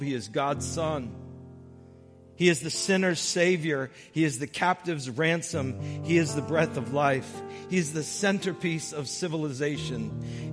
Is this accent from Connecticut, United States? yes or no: yes; Brooklyn, Connecticut, United States; growing up in Brooklyn, Connecticut.